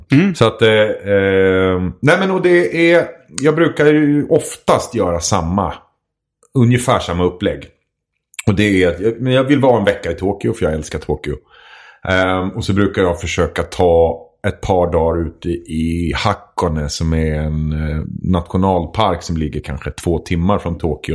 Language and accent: Swedish; Edsbyn, Gävleborg County, Sweden; moved away; jag kommer ifrån Edsbyn ursprungligen